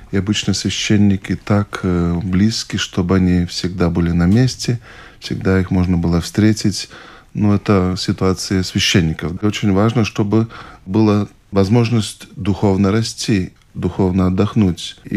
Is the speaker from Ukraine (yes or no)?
no; Gulbene, Gulbene Municipality, Latvia; born there; родился в Латвии, в Гулбине.